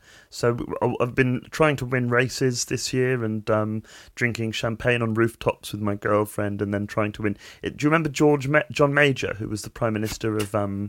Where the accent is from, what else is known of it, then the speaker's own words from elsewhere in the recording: King's Lynn, East of England, United Kingdom; I'm from King's Lynn, George Russell, the pride of King's Lynn.